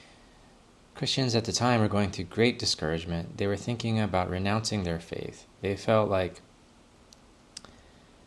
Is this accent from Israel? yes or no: no; Canada; as a Canadian